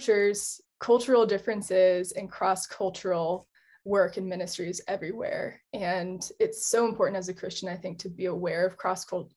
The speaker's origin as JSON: {"language": "English", "region": "Colorado", "country": "United States", "tie": "born or raised there", "said": "I'm also American. And I grew up in Colorado."}